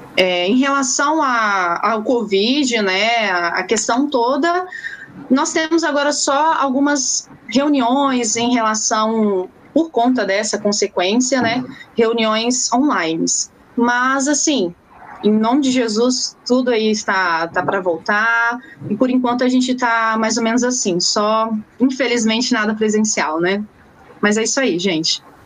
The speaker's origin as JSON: {"language": "Portuguese", "town": "Curitiba", "region": "Paraná", "country": "Brazil", "tie": "born or raised there", "moved": "yes", "lives_now": "Aracruz, Brazil", "said": "moro no Espírito Santo, porém eu sou natural de Curitiba, Paraná"}